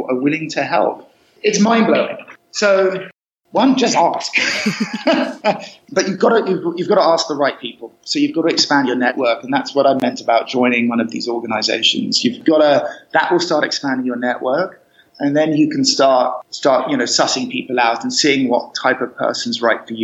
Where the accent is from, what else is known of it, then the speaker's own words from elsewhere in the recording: Cambridge, East of England, United Kingdom; moved away as an adult; also born or lived in Costa Rica; I was brought up in Cambridge, so kind of landlocked